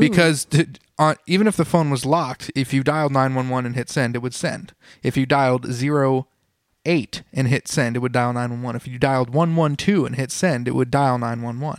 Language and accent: English; United States; I'm an American, but stereotype American